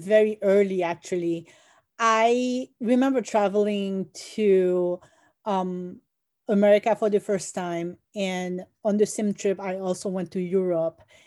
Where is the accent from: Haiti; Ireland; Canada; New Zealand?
Haiti; growing up in Haiti in the 90s